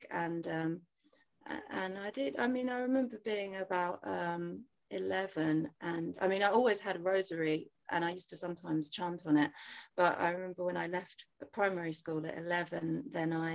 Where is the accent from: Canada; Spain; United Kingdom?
United Kingdom; England; although I was born in England and grew up here.